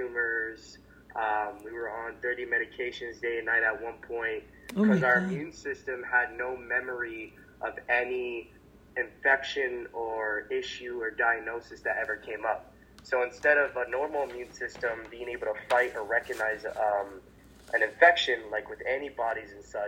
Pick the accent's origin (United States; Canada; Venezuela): Canada; Hamilton, Ontario; I am from Hamilton, Ontario, Canada, which is about an hour away from Toronto on a good day, depending on traffic